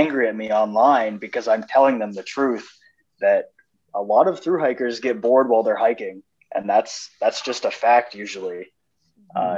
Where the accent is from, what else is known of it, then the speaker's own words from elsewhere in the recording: New Hampshire, United States; I'm from New Hampshire